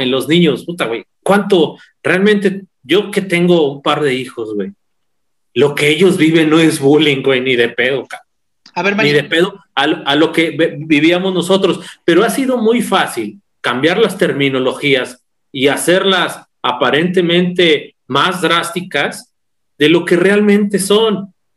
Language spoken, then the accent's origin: Spanish; Mexico; yo crecí en Morales, en el barrio de Morales